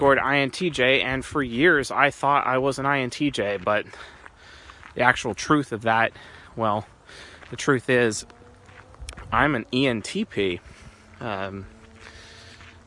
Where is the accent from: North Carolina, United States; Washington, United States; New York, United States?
Washington, United States; Seattle; now in California, United States; I'm from Seattle and I'm living in California